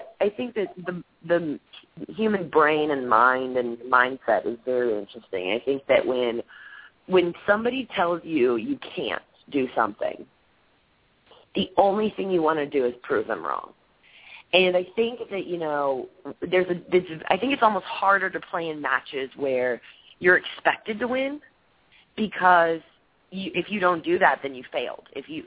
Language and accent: English; Austin, Texas, United States; my friends play for Texas, and it's my hometown team